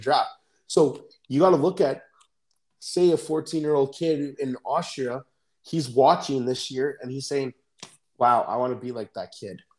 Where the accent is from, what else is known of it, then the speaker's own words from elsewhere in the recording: Canada; we're Canadian